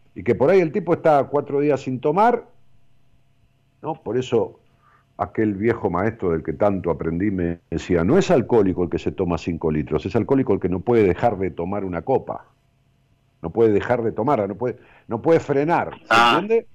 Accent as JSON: {"language": "Spanish", "town": "Ramos Mejía", "region": "Buenos Aires Province", "country": "Argentina", "tie": "born or raised there", "said": "allá en mi pueblo, en Ramos Mejía"}